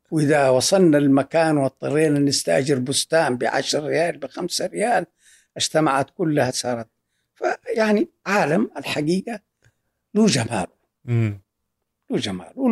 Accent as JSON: {"language": "Arabic", "country": "Saudi Arabia", "said": "لما تعد مين اللي عندهم آه، شهادات في الطب الوقائي هم ثلاثة وأنا رابعهم سعوديين"}